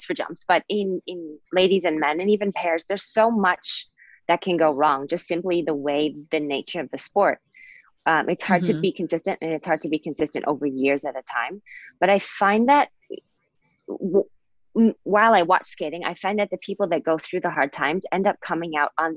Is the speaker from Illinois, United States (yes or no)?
no; Bowling Green, Ohio, United States; I'm from Bowling Green, Ohio